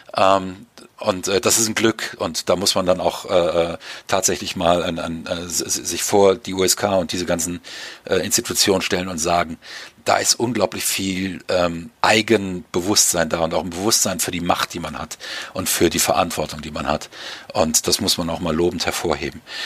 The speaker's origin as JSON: {"language": "German", "country": "Germany", "said": "Ich darf als Deutscher"}